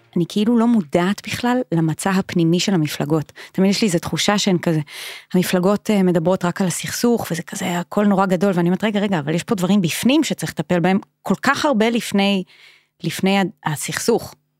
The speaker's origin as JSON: {"language": "Hebrew", "town": "Kfar Vradim", "region": "Northern District", "country": "Israel", "tie": "born or raised there", "moved": "yes", "lives_now": "Jaffa, Israel", "said": "גדלתי בגליל, בכפר ורדים, ואחר כך, אה, לא משנה, עברו כל השנים, ועכשיו אני גרה ביפו"}